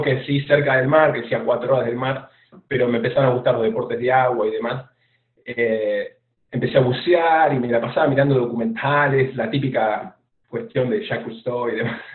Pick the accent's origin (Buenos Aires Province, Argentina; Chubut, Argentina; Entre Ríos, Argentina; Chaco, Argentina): Buenos Aires Province, Argentina; Lanús; accent: rioplatense; moved away as an adult; also born or lived in Australia; now in Houston, United States; yo soy de bueno, de Argentina, de la provincia de Buenos Aires, en la zona sur de la provincia, en un barrio que se llama Lanús